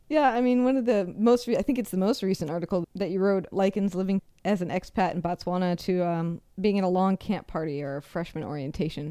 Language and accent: English; Seattle, Washington, United States; I'm from Seattle